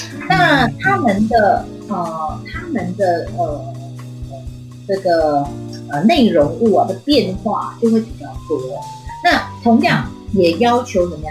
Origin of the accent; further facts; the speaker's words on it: Penang, Malaysia; 我们呃像我是北部人，那呃我们去泰国，嗯，只要两个半小时就可以抵达边界了。所以我们常常是嗯去去去泰国玩，呃，然后过了一个晚上啊、哦，然后再回到再回到这个呃槟城这样。